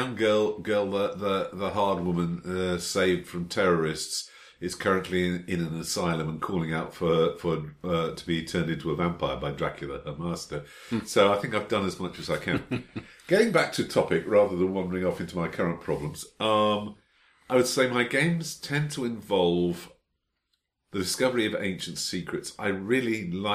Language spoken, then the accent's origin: English; United Kingdom; I'm British.